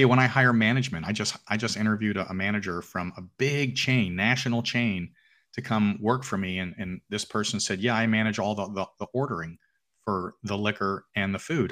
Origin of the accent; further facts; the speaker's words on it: Alpharetta, Georgia, United States; I own a restaurant in downtown Alpharetta, which is my hometown